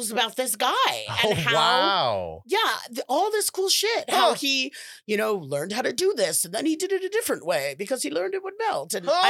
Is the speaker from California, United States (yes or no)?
yes; Los Angeles, California, United States; we are from Los Angeles